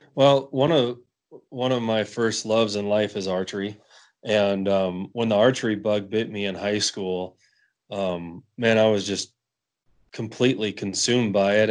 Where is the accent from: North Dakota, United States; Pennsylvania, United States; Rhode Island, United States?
North Dakota, United States; Western; I grew up hunting mule deer um, in the Badlands of Western North Dakota